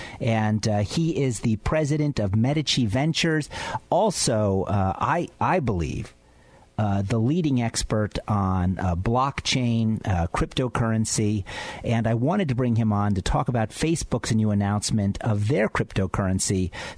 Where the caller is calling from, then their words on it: Philadelphia, Pennsylvania, United States; I'm calling in from Philadelphia.